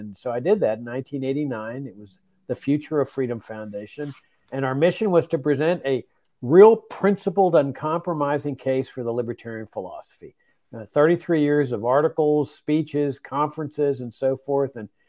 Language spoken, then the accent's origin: English; Laredo, Texas, United States; I grew up in Laredo, Texas, which is on the Rio Grande. I grew up on a farm on the Rio Grande, as a matter of fact.